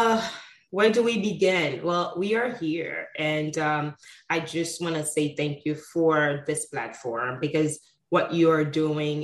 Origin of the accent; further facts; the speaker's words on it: Haiti; moved away; also born or lived in Sint Maarten; at 6 months old, my mother and father took me to Haiti, where I was raised and brought up by my grandparents on my mother's side